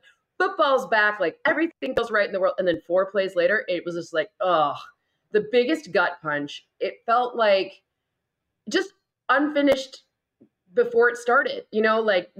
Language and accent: English; Midwest, United States; I'm not from here. I didn't make this infrastructure. I'm from the Midwest. I'm a hardy soul.